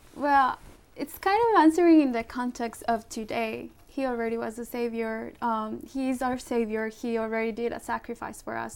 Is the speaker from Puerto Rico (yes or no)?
yes; Puerto Rico; moved away; also born or lived in Colombia / Ecuador; i was born in colombia my parents are from ecuador and i grew up in puerto rico